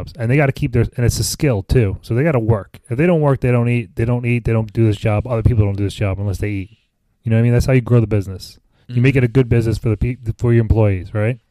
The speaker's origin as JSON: {"language": "English", "region": "New Jersey", "country": "United States", "said": "I'm from Jersey."}